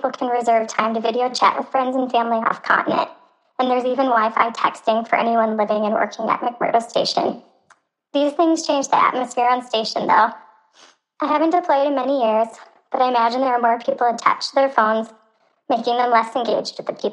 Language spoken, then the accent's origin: English; Midwest, United States; I'm from the Midwest